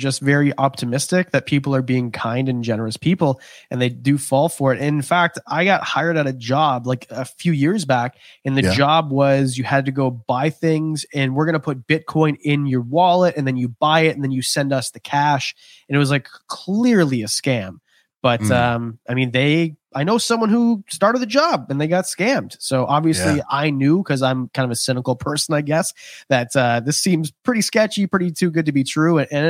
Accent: Canada; I'm Canadian. That was the craziest thing I've ever heard.

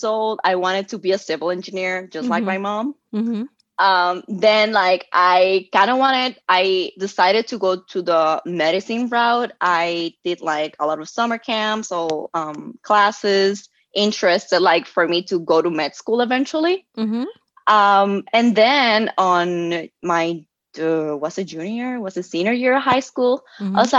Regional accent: Puerto Rico; moved away as an adult; I was born and raised in Puerto Rico. I was there until I was 21.

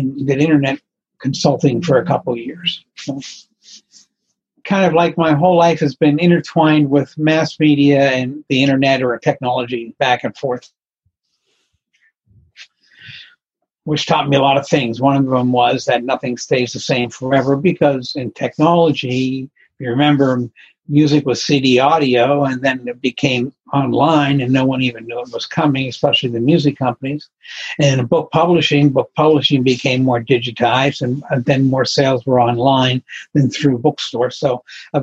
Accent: Pittsburgh, Pennsylvania, United States; moved away as an adult; also born or lived in New England / San Francisco; I came back to where I grew up in Pennsylvania, in Pittsburgh

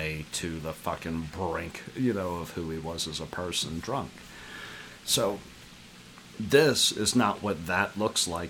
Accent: the South, United States; we grew up in the South

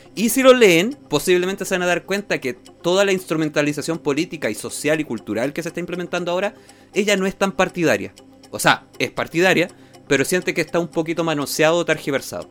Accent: Chile

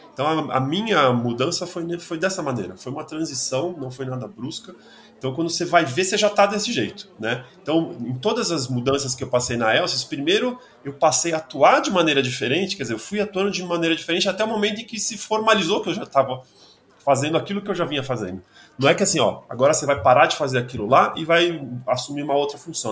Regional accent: São Paulo, Brazil; eu sou de São Paulo

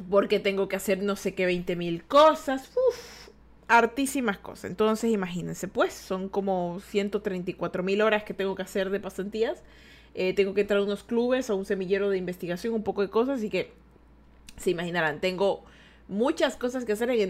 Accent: Ecuador; yo soy de Ecuador, ¿ya? Yo soy de Ecuador. ¿Tú sabes dónde está Ecuador? Exacto, en la línea equinoxial de Ecuador, la línea también invisible. Es decir, que nosotros somos un país invisible.

